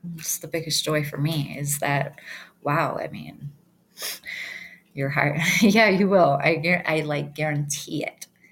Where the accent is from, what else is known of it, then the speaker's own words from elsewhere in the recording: Michigan, United States; also born or lived in Detroit; now in Yellowstone, United States; I'm from Michigan